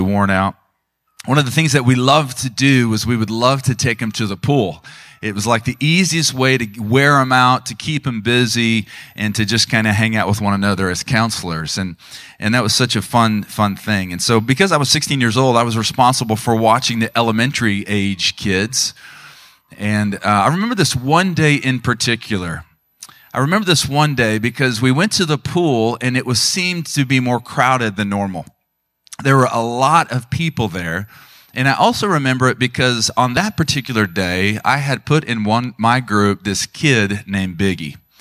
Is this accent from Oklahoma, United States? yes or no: yes; Tulsa, Oklahoma, United States; I grew up in the Tulsa area